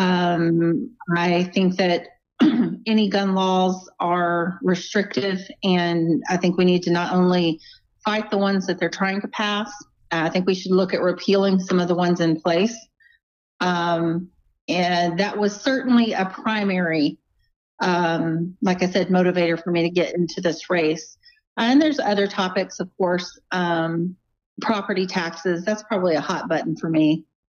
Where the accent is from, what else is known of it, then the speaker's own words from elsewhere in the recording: Angleton, Texas, United States; now in Lake Jackson, United States; I grew up in Angleton. So I lived about my first 21 years in Angleton, and I've lived the last 21 in Lake Jackson